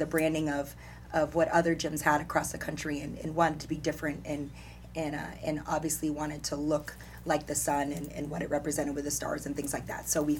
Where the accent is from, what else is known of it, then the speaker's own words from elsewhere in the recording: New York, United States; moved away as an adult; I had never traveled past Texas, and so being a New Yorker, that was big